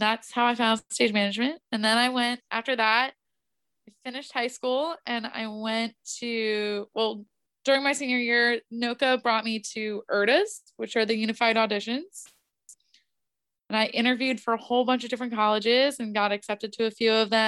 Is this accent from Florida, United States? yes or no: no; New Orleans, Louisiana, United States; I grew up in New Orleans